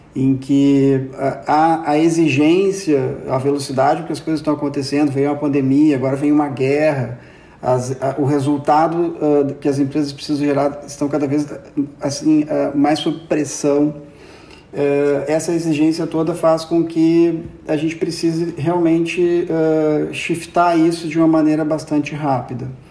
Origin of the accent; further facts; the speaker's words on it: Porto Alegre, Rio Grande do Sul, Brazil; moved away as an adult; now in Lisbon, Portugal; Eu sou nascido em Porto Alegre e há três anos, três anos e meio, uh, me mudei para Lisboa.